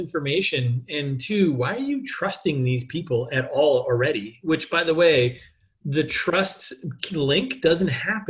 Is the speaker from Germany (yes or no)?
yes; Germany; English is a second language; Hey, audience, in case you're confused by my accent, I'm German.